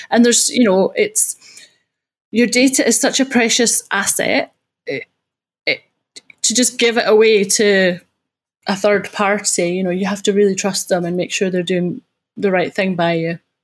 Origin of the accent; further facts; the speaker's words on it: Scotland, United Kingdom; accent: Scottish; now in Guildford, United Kingdom; I'm from Scotland